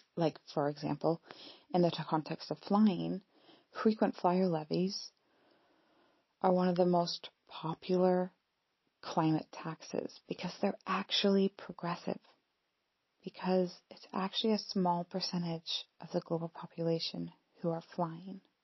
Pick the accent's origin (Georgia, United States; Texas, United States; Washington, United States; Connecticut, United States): Washington, United States; Pacific Northwest; moved away as an adult; also born or lived in Scotland; now in United Kingdom; I'm from the Pacific Northwest in the US